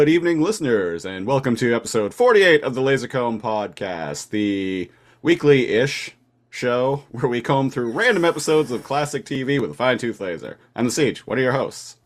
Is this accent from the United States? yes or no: no; Nanaimo, British Columbia, Canada; moved away as an adult; also born or lived in Victoria, British Columbia; Nanaimo, British Columbia, which is actually my hometown, no longer living in Victoria, which is where I'd been living for the past eight years